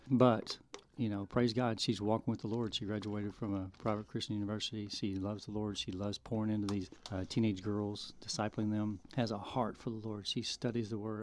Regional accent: Arkansas, United States; also born or lived in Oakland, California / Japan; I was born and um, Oakland, California. My parents in the military. We lived in Japan for a little bit, and then uh, we moved to Arkansas when I was about four. So I grew up in Arkansas.

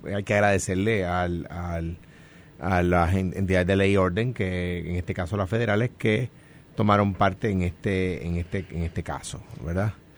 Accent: Coamo, Puerto Rico; now in Guaynabo, Puerto Rico; soy de Cuamo, que actualmente resido en Guainabo

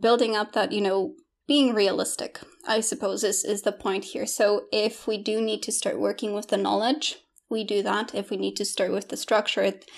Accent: Poland; English is a second language; moved away; also born or lived in United Kingdom / Australia; I was born in Poland, grew up in Poland, and then we, my, my family decided to move to the U K

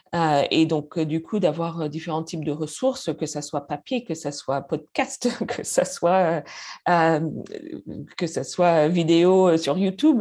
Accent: Canada; first language English; French is a second language; moved away as an adult; now in Paris, France

